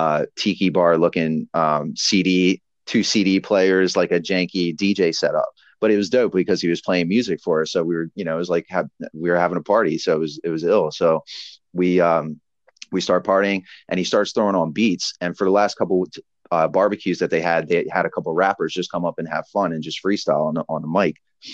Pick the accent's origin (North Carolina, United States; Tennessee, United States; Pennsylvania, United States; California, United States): Pennsylvania, United States; Philadelphia; that's why I love being from, you know, we're from Philly, where we're from an area where it's like, you sink or swim.